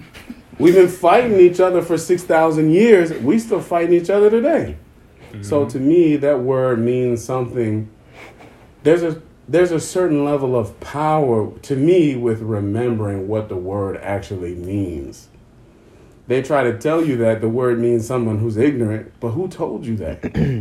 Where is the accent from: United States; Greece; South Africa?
South Africa; But because we're South African and we have a weird accent, we're going to say kefa.